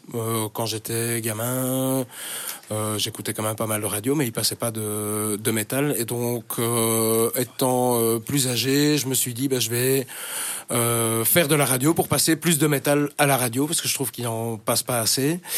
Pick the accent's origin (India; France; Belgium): Belgium; Schaerbeek, Brussels-Capital Region; first language French; also born or lived in Woluwe-Saint-Lambert / Ixelles; J'ai grandi à Scarbeck